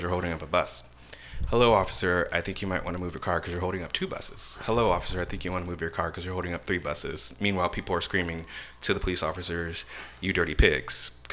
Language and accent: English; San Francisco, California, United States; an African-American gay person born and raised in San Francisco